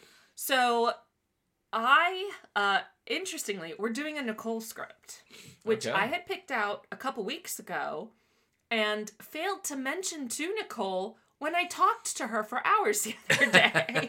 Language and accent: English; Miami, Florida, United States; Even though I was born in Miami.